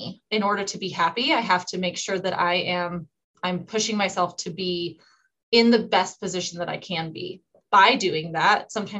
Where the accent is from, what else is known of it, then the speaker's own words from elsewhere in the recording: Rangeley, Maine, United States; which happened to be 3 hours away from where my hometown is. A little bit about Rangeley is we're in the middle of nowhere.